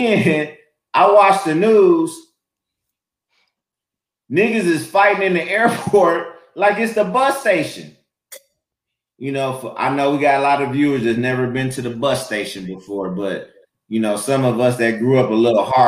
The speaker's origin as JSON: {"language": "English", "town": "Flint", "region": "Michigan", "country": "United States", "tie": "born or raised there", "moved": "yes", "said": "I grew up in Flint, and you know, like, if you didn't work in the shop or had a job, like, it was a blue collar town"}